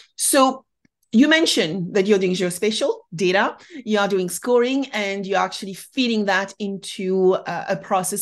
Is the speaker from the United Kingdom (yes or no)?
no; France; being French myself